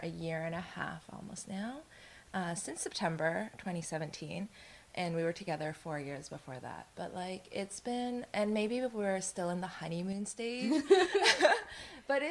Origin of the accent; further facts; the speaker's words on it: Canada; I was born in Canada